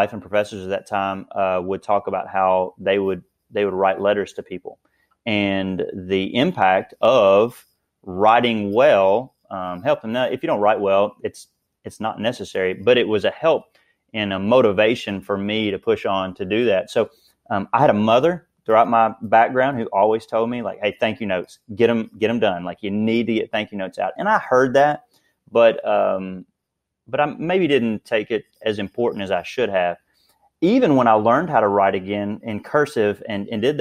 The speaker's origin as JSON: {"language": "English", "town": "Princeton", "region": "Kentucky", "country": "United States", "moved": "as an adult", "lives_now": "Owensboro, United States", "said": "I'm obviously from Princeton, but I came to Owensboro, Kentucky"}